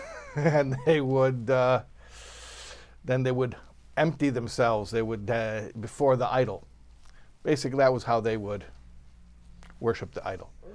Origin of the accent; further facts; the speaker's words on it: Illinois, United States; I'm from Illinois.